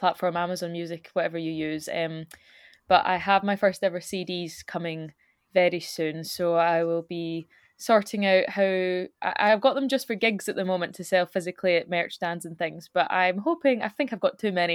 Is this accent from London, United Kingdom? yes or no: no; Scotland, United Kingdom; accent: Scottish; now in Glasgow, United Kingdom; keep it pretty much to how we speak as opposed to making it just a generic cover, so it's very Scottish